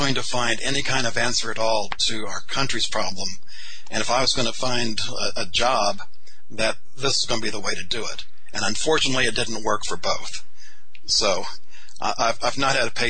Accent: Texas, United States; I was a veteran from Texas

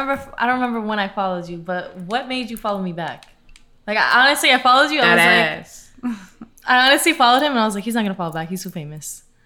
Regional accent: New York City, New York, United States; I'm born and raised in Queens.

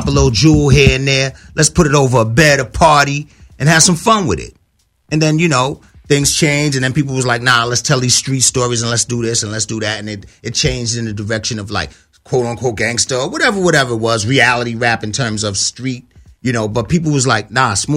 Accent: New York City, New York, United States; I moved from the South Bronx to the North Bronx

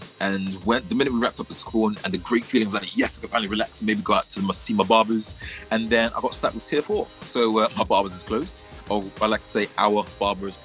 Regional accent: London, United Kingdom; we are from London. We're from London, England, Britain, the UK, in the middle of Southeast London

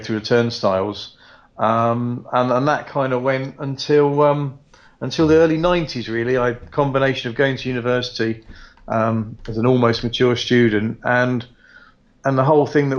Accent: Croydon, London, United Kingdom; now in Weymouth, United Kingdom; I grew up in Croydon

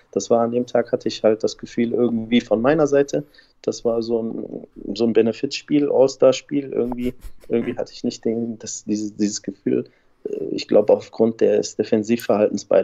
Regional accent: Stuttgart, Baden-Württemberg, Germany; born there; Stuttgart als Gastgeber äh, ist natürlich eine super Stadt. Äh, ist meine Geburtsstadt, deswegen kann ich jetzt nichts anderes sagen.

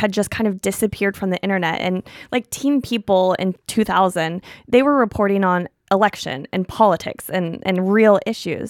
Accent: Missouri, United States; now in New York, United States; I'm from a small town in Missouri

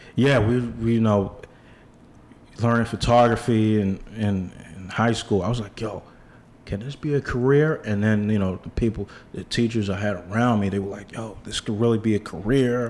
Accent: New York City, New York, United States; I grew up in Bed in the Bed Stuy section of Brooklyn

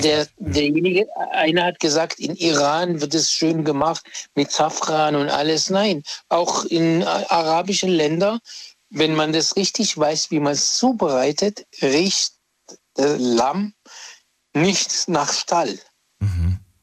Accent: Egypt; now in Germany; weil ich bin ja Ägypter

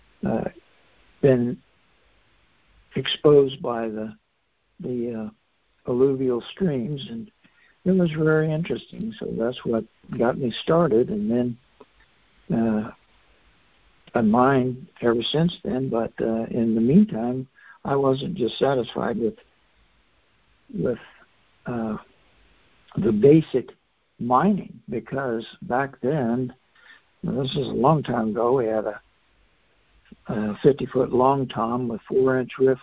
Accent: Fairbanks, Alaska, United States; I grew up in Fairbanks

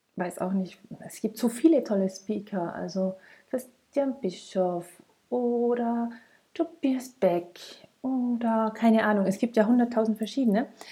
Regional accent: Tyrol, Austria; bei uns in Tirol

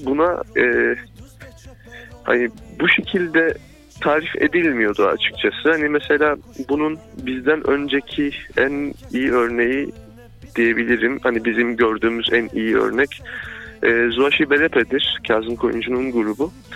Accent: Fındıklı, Rize Province, Turkey; ben mesela hani Rize Fındıklıyım

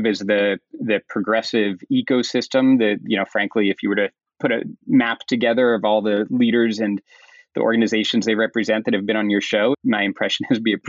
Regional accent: Kensington, Maryland, United States; I grew up in the Maryland suburbs just outside of D.C., so a small, predominantly middle-class town called Kensington

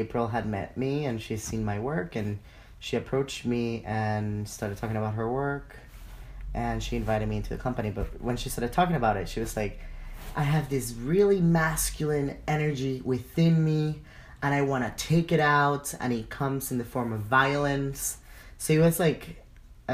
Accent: Caracas, Capital District, Venezuela; moved away as an adult; also born or lived in Winona, Minnesota; now in Twin Cities, United States; I'm from Caracas, Venezuela. I moved to Winona, Minnesota, straight from Caracas when I was 18

